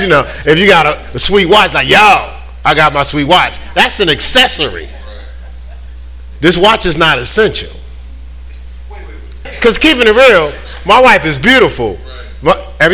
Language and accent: English; New York, United States; I'm from New York